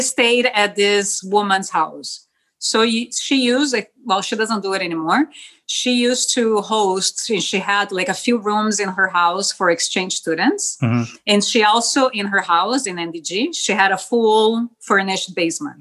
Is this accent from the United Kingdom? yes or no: no; Porto Alegre, Rio Grande do Sul, Brazil; first language Spanish; English is a second language; moved away as an adult; now in Canada; I was born in Porto Alegre, Rio Grande do Sul. It's in the south of Brazil